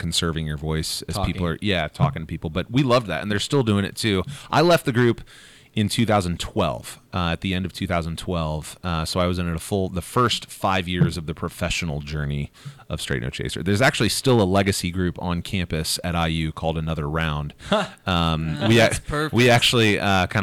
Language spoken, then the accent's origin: English; Fishers, Indiana, United States; in my hometown at my alma mater, HSE High School